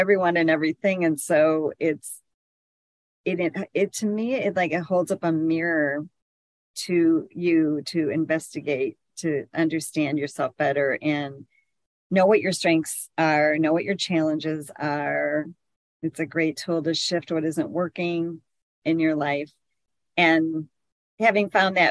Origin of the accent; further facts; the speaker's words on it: Michigan, United States; I'm from Michigan, a very small town